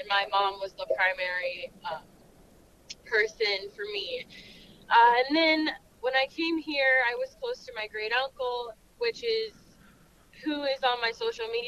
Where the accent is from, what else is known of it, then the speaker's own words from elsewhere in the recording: Florida, United States; moved away as an adult; now in Missouri, United States; I am originally from Florida, but I've lived in Missouri for 6 or 7 years now